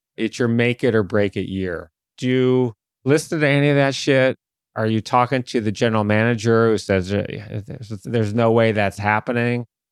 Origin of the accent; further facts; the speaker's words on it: Detroit, Michigan, United States; my hometown team, the Detroit Tigers